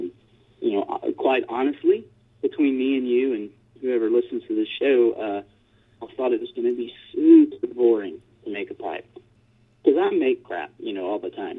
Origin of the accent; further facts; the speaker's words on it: Taylor, Texas, United States; I grew up just northeast of Austin, Texas, in a little town called Taylor